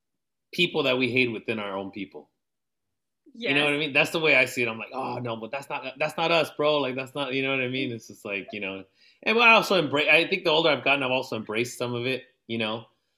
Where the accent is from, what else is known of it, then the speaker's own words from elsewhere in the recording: National City, California, United States; also born or lived in Jalisco (ancestry); oh, where are you from? You know, oh, San Diego.